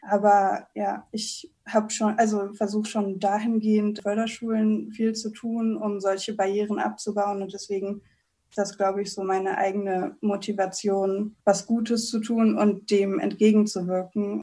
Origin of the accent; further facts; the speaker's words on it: Berlin, Germany; now in Cologne, Germany; Berlin, wo ich aufgewachsen bin